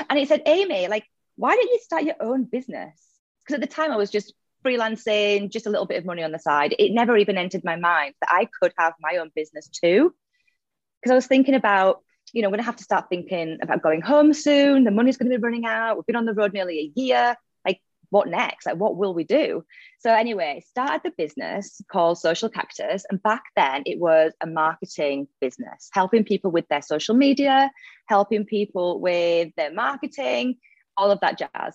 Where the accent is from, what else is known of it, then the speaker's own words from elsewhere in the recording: Leeds, Yorkshire and the Humber, United Kingdom; moved away as an adult; now in Dubai, United Arab Emirates; I'm originally from Leeds in the UK. You might notice the accent